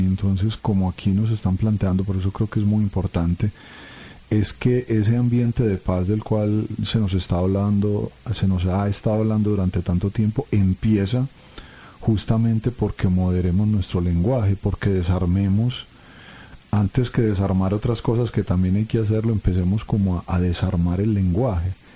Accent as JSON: {"language": "Spanish", "country": "Colombia", "said": "como colombianos"}